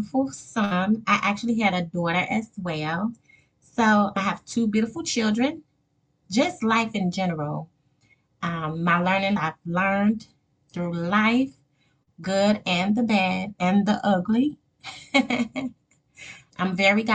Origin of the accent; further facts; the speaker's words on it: Gary, Indiana, United States; moved away as an adult; also born or lived in Wisconsin / Michigan; born and raised in Gary, Indiana.